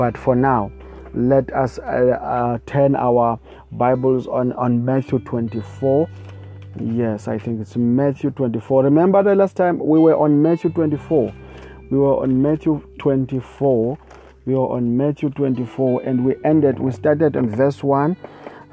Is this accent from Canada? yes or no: no; South Africa; I come from South Africa, and we have a lot of traditionalists here, people who don't worship God, but worship the spirit of ancestors, whatever it is, praise God. So I also grew up in the same kind of environment